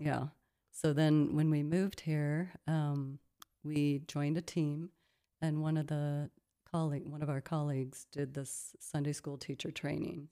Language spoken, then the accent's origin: English; Midwest, United States; moved away as an adult; also born or lived in Colorado; now in South Africa; I grew up in the Midwest part of the United States in a small town